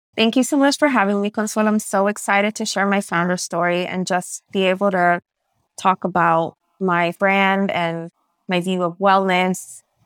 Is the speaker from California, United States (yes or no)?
yes; San Francisco, California, United States; first language Spanish; English is a second language; Growing up in San Francisco, which is where I was born, was an incredibly culturally enriching experience